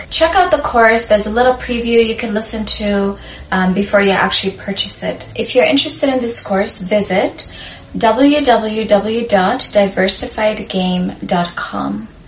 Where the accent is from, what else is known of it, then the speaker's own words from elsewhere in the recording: Sudan; moved away; I'm from Sudan, I'm African